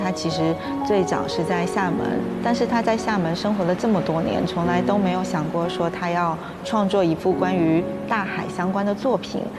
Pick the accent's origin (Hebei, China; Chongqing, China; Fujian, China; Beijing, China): Fujian, China; Xiamen; 其实，对于我们闽南人来说，传承是非常重要的，而我的根是在店前。去年也是因为机缘巧合之下，我回到了自己家乡